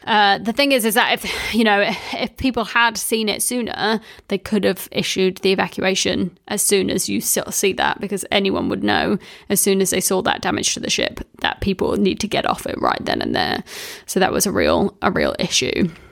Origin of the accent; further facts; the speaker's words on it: Wellington, New Zealand; I grew up in Wellington